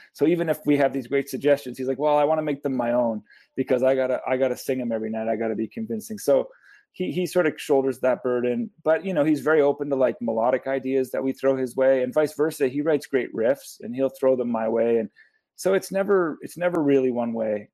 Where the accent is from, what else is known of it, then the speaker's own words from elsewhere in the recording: St. John's, Newfoundland and Labrador, Canada; also born or lived in Nova Scotia; now in Hamilton, Canada; born in Nova Scotia. I grew up in St. John's, and now I live in Hamilton